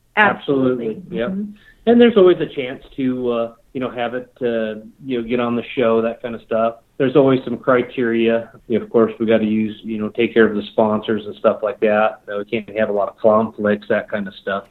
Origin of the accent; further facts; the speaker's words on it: Charlevoix, Michigan, United States; moved away as an adult; also born or lived in Washington; now in Wyoming, United States; I lived there for 11 years.